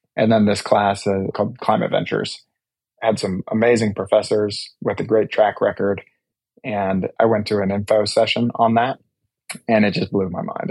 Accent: Douglas County, Colorado, United States; also born or lived in Denver, Colorado / Boulder, Colorado; my family is like six or seven generation Coloradan. And I grew up in Douglas County, born in Denver

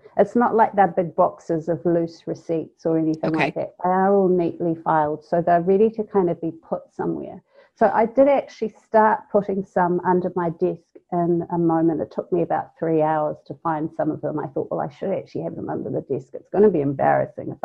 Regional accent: North Island, New Zealand; now in South Island, New Zealand; I'm from the North Island

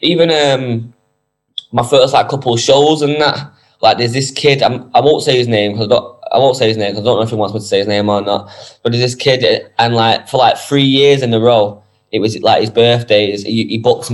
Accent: Manchester, North West England, United Kingdom; Yeah, I'm from Moston, New Moston. I was born in Moston.

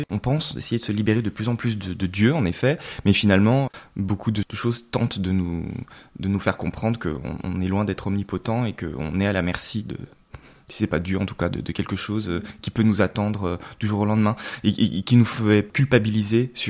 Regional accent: Lyon, Auvergne-Rhône-Alpes, France; Alors c'est vrai mm. qu'on est originaire de Lyon. Mes parents, par le, jeu des mutations, euh, ont également été amenés à bouger euh, donc pas mal euh, en France.

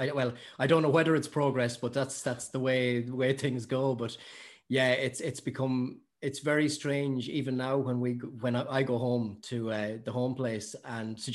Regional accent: Newbridge, Leinster, Ireland; born or raised there; also born or lived in Dublin / Dún Laoghaire

